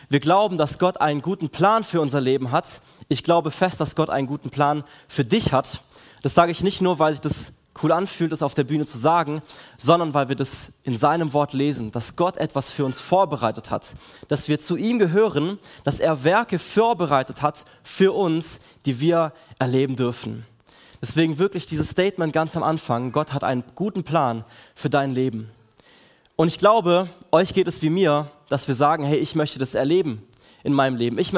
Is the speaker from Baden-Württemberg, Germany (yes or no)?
yes; Villingen, Baden-Württemberg, Germany; ich komme aus Villingen, bin dort einer der Pastoren der KL4